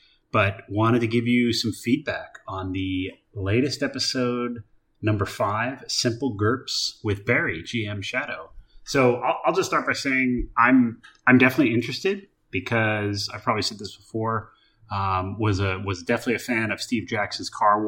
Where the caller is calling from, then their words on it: Solomon Islands; I'm calling in from the Solomon Islands here on work